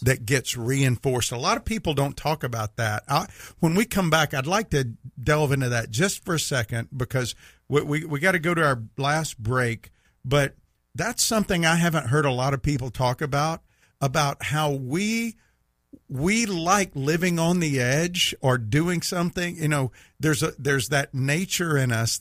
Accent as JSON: {"language": "English", "region": "Mississippi", "country": "United States", "said": "you can tell I'm from Mississippi"}